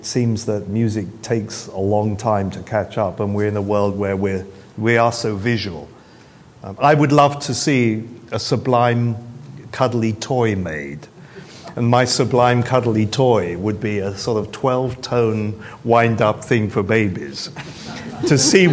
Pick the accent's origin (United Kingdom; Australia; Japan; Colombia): United Kingdom; England; being English